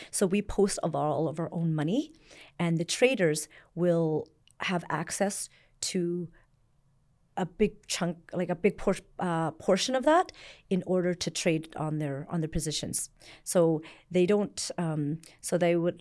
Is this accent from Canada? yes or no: yes; Canada; born or raised there; also born or lived in Vietnam / Hong Kong